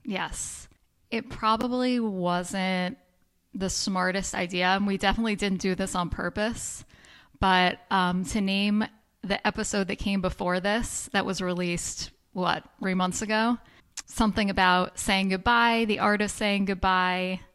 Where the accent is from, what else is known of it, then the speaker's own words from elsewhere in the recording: New York, United States; moved away; I grew up in New York